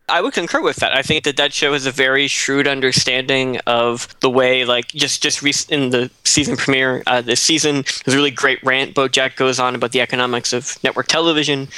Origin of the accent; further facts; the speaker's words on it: Nova Scotia, Canada; moved away; I'm from Nova Scotia